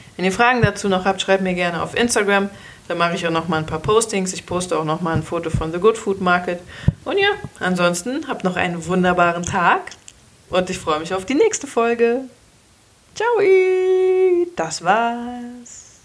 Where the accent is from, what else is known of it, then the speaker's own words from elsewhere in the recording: Cologne, North Rhine-Westphalia, Germany; als Kölner